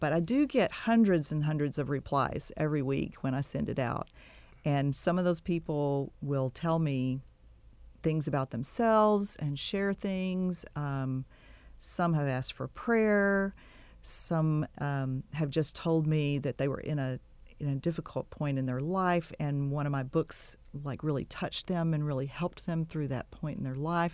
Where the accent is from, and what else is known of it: Texas City, Texas, United States; born or raised there; also born or lived in Waco, Texas / Dallas, Texas / Giddings, Texas; now in Bryan-College Station, United States